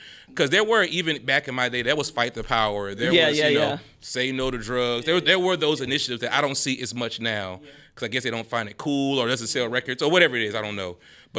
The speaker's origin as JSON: {"language": "English", "town": "Baton Rouge", "region": "Louisiana", "country": "United States", "said": "I'm from North Baton Rouge, South."}